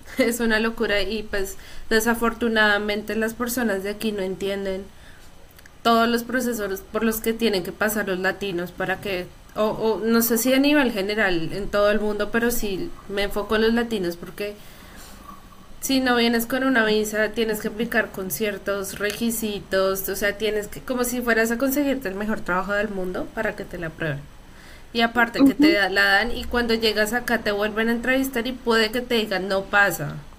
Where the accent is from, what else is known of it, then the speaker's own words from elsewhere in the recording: Colombia; los colombianos somos